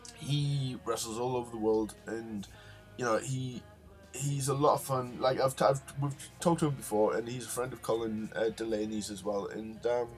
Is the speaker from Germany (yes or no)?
no; United Kingdom; I'm British